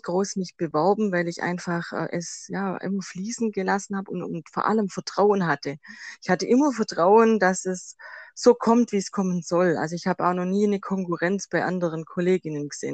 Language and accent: German; Swabia, Germany; accent: Swabian; Ich komme aus dem Schwabenland, das hört man wahrscheinlich auch raus